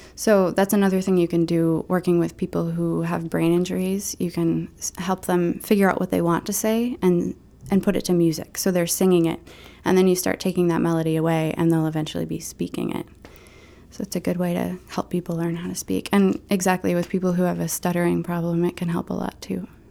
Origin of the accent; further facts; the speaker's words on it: Maine, United States; also born or lived in New York; I'm from Maine